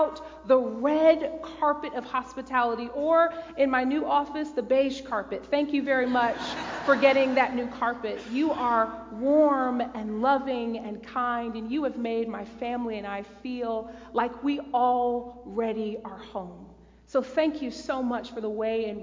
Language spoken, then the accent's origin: English; Detroit, Michigan, United States; now in Noblesville, United States; the pastor I grew up with in Detroit, Michigan, at my tiny little United Methodist Church